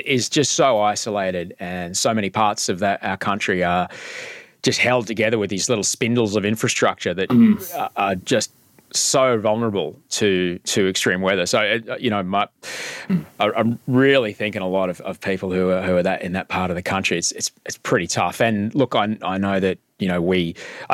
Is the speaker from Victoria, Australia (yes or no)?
no; Brisbane, Queensland, Australia; also born or lived in United States; I grew up in Brisbane